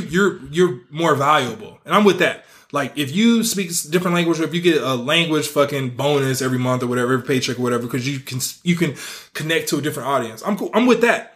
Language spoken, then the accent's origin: English; the Bay Area, California, United States; now in Las Vegas, United States; I'm from the Bay